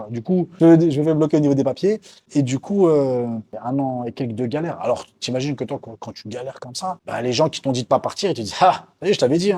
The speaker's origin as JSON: {"language": "French", "country": "France", "moved": "as an adult", "lives_now": "Morocco", "said": "Je suis venu de France ici au Maroc et maintenant je suis connu en France."}